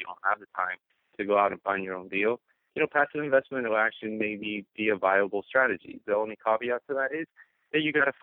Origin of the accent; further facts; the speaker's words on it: Miami, Florida, United States; now in New York, United States; I'm actually originally from Miami, moved up to New York